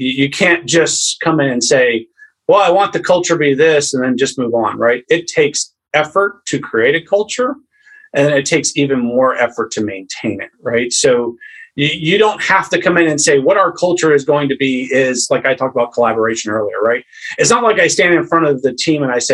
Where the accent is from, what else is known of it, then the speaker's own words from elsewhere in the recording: Maine, United States; I'm from a family that was born and raised in Maine